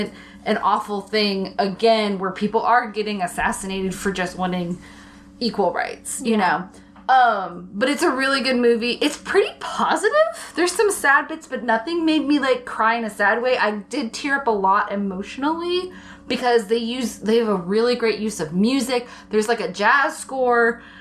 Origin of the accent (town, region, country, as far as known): Alabama, United States; born or raised there